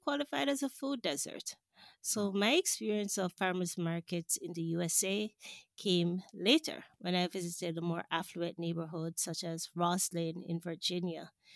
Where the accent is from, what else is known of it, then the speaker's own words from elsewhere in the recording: Jamaica; moved away as an adult; also born or lived in Washington, D.C., United States; I grew up in Jamaica